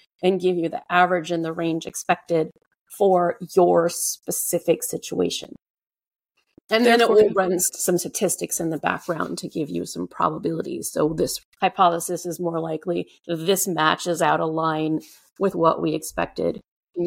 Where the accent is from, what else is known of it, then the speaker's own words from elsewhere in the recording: Cajun, Louisiana, United States; I'm Cajun. Cajuns are the Southern Louisiana French culture who originally came from Nova Scotia.